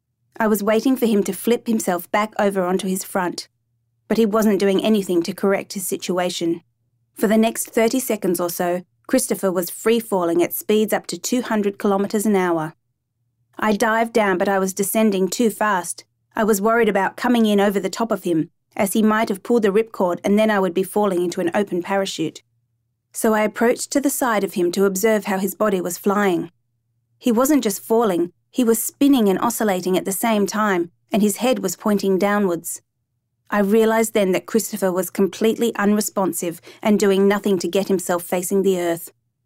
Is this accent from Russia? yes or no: no; Namibia; also born or lived in Zimbabwe; I was born in Zimbabwe and grew up in Namibia.